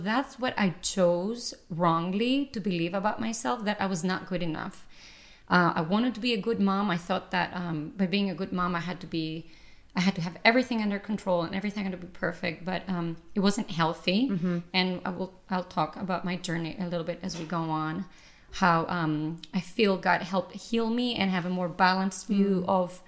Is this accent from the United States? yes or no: no; Greece; moved away; I was the youngest one of 6 kids. We were raised in Greece in a very tiny space because that's how it is usually in Europe.